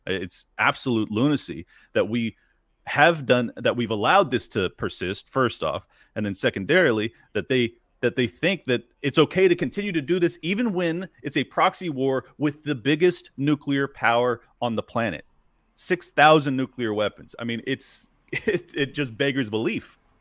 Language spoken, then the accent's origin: English; United States; as an American